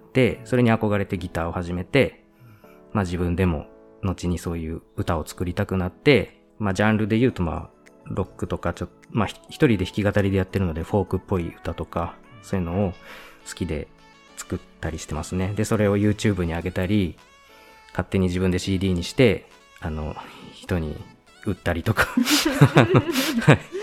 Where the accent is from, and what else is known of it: Shibata, Niigata, Japan; born or raised there